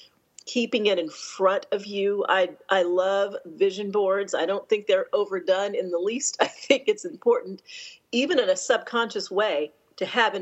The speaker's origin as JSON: {"language": "English", "town": "Denver", "region": "Colorado", "country": "United States", "tie": "born or raised there", "lives_now": "Atlanta, United States", "said": "I grew up in Colorado from the age of 10. My dad was mm-hmm. stationed there. I'm an Air Force brat. And so I consider that where I grew up."}